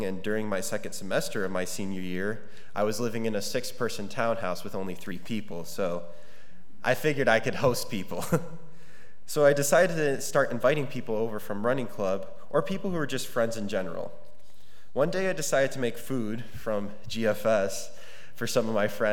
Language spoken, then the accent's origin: English; United States; I was the minority as an American in a large group of Indian and Middle Eastern students